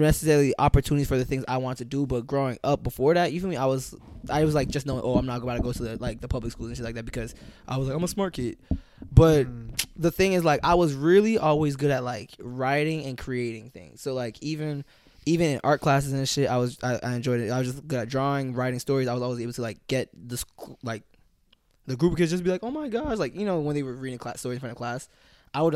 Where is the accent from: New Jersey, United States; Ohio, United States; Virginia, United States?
New Jersey, United States; Newark; born and raised in Newark, New Jersey. Feel me? I'm Ghanaian.